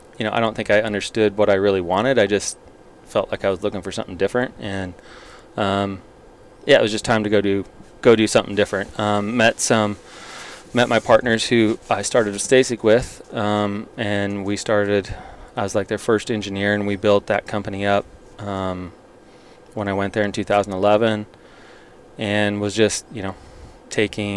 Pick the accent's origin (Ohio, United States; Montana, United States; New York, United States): Montana, United States; growing up in Montana